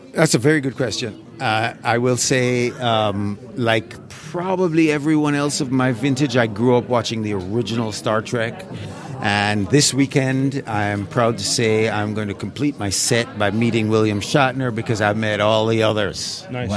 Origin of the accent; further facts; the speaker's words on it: Jamaica; moved away; also born or lived in England; grew up in Jamaica and I was a child who um, voraciously devoured National Geographic